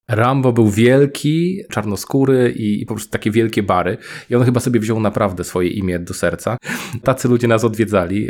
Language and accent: Polish; Poznań, Greater Poland, Poland; moved away as an adult; also born or lived in Norway / Sieraków; now in Keflavík, Iceland; jestem z Poznania